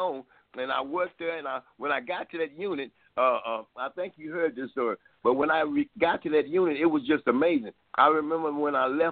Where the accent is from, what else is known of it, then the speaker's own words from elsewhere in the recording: Dallas, Texas, United States; I'm from Dallas